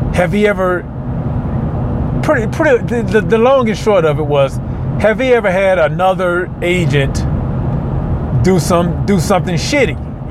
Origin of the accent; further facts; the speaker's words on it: Mississippi, United States; moved away; I'm from Mississippi